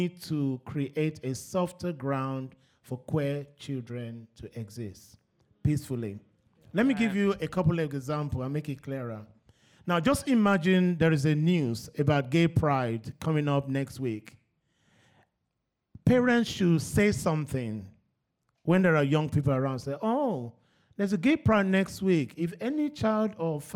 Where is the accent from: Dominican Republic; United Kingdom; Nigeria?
Nigeria; when I was growing up in Nigeria, I was surrounded by girls.